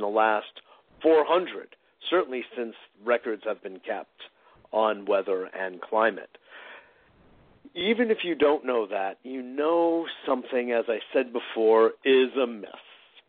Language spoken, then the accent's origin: English; Westport, Connecticut, United States; now in New York, United States; I grew up in Westport